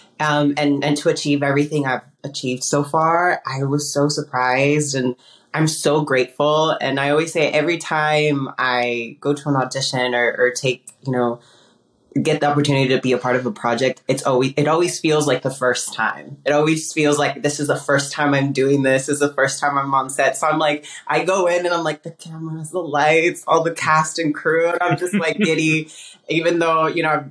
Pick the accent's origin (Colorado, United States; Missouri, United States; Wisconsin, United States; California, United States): California, United States; Lincoln; first language Spanish; English is a second language; moved away as an adult; also born or lived in Michoacán, Mexico / Patterson, California; now in Los Angeles, United States; I was born in Mexico, in Naurapan, Michoacan, Mexico, and I grew up in Northern California.